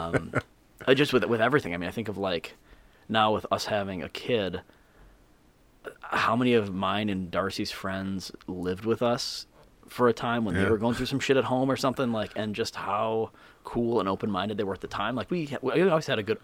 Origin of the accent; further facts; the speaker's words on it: Southfield, Michigan, United States; moved away as an adult; also born or lived in Boston / Chicago; I was born in Southfield, Michigan